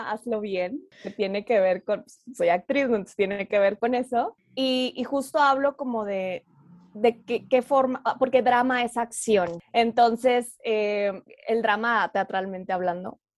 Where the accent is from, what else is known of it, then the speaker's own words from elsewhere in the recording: Oaxaca, Mexico; born there; also born or lived in Torreón / Monterrey; now in Mexico City, Mexico; nací en Oaxaca y ah, luego viví en Torreón y luego en Monterrey y ahora estoy viviendo en la Ciudad de México. Entonces, soy de toda, ah, sur, norte y centro.